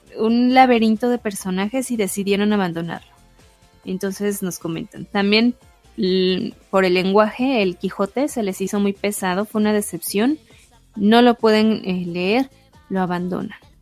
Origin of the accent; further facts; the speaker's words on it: Mexico; nuestra historia mexicana